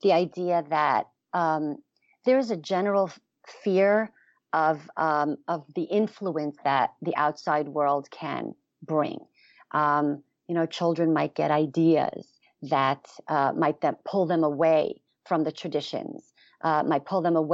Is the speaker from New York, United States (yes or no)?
yes; New York City, New York, United States; I was born and raised in Borough Park in Brooklyn